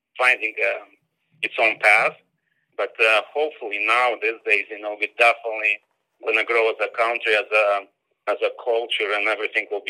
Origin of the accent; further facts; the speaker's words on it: Moldova; moved away as an adult; now in United States; that's my homeland, you know, that's my hometown